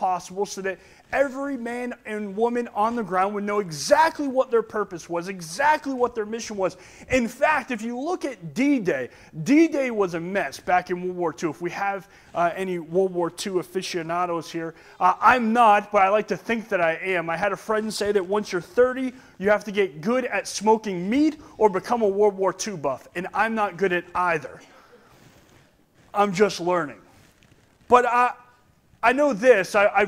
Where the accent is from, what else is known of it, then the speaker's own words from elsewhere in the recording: Oxford, Massachusetts, United States; Where I'm from, I'm just from Oxford, Massachusetts. That's all I'm from.